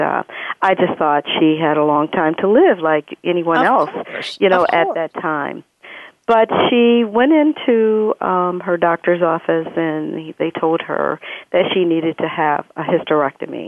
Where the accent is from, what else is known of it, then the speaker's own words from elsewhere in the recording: Joliet, Illinois, United States; I was born and raised in Joliet, Illinois, right outside of Chicago